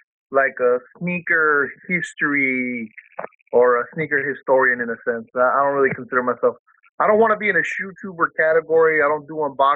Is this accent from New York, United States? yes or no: no; Fresno, California, United States; also born or lived in Mexicali, Mexico / San Diego area, California; I've been in Fresno since I was like 7 years old